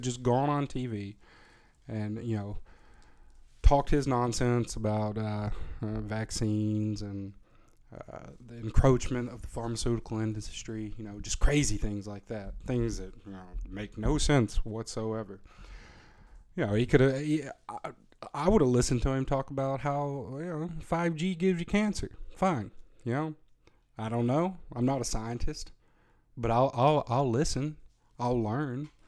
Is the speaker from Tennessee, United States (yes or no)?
yes; Tennessee, United States; moved away; I'm born and bred in Tennessee. I'm a redneck myself, a reformed redneck